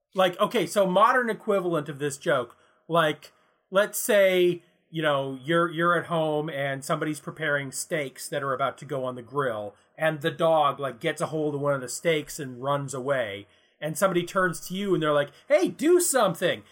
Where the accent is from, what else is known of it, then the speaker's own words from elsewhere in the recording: Canada; we're Canadian